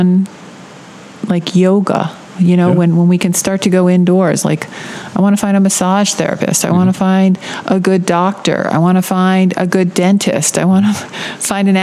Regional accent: Rhode Island, United States; moved away as an adult; now in Florida, United States; I'm from Rhode Island

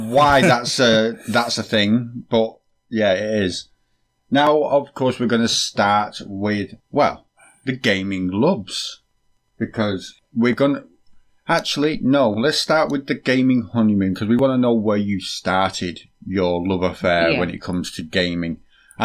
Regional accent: United Kingdom; we are British

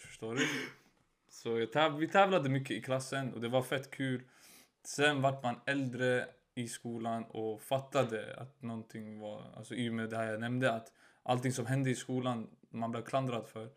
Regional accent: Stockholm, Stockholm County, Sweden; jag byter skola till Hagsätra där jag är uppvuxen

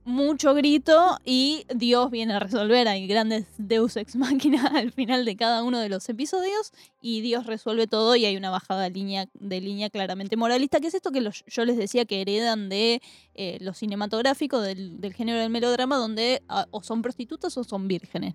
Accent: Argentina; nosotros como argentinos

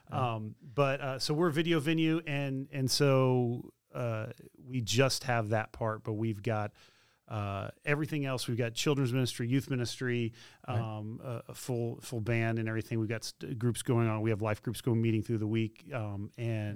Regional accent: Spring Hill, Tennessee, United States; I grew up in Spring Hill, Tennessee

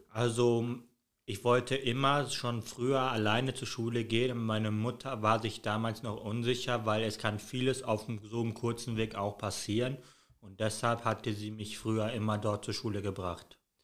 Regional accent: Castrop-Rauxel, North Rhine-Westphalia, Germany; Ich komme aus Deutschland, aus der Stadt kastrop rauxel

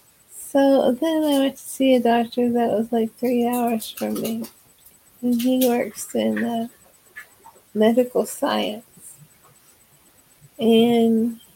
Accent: Texas, United States; I'm from Texas.

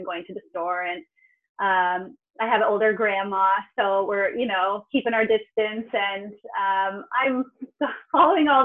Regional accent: Fallbrook, California, United States; moved away as an adult; now in Croatia; born and raised in Fallbrook, California. So it's in San Diego County

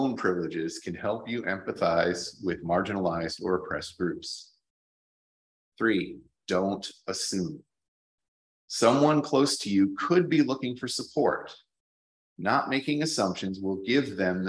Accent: Plainfield, Connecticut, United States; moved away as an adult; also born or lived in Baltimore, United States; now in Auckland, New Zealand; I grew up in a rural part of Connecticut in the northeastern United States. My hometown, Plainfield, was small.

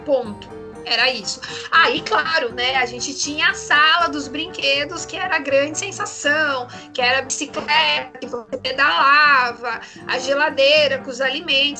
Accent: Itu, São Paulo, Brazil; Nasci em Itu no dia 30 de março de 1985.

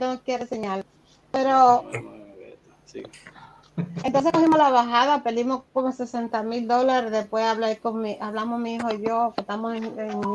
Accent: Dominican Republic; somos dominicanos.

